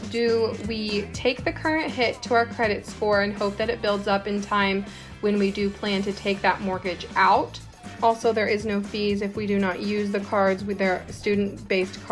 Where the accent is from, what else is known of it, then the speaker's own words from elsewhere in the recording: Northwest Kansas, United States; I'm from Northwest Kansas.